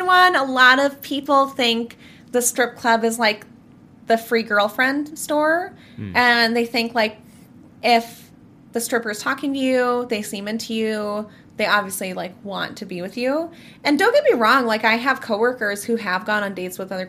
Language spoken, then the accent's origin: English; Minnesota, United States; I am 24 years old. I'm from Minnesota.